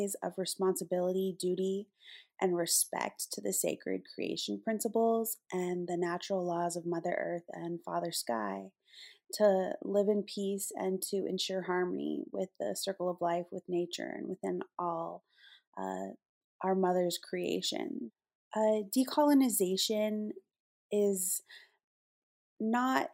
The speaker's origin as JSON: {"language": "English", "area": "Fort Peck and Fort Belknap", "region": "Montana", "country": "United States", "moved": "yes", "lives_now": "San Antonio, United States", "said": "I have made my home in San Antonio, Texas, but I come from the Fort Peck and Fort Belknap Assiniboine Sioux tribal nations"}